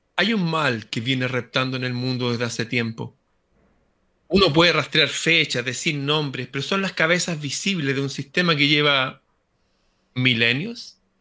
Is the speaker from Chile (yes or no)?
yes; Chile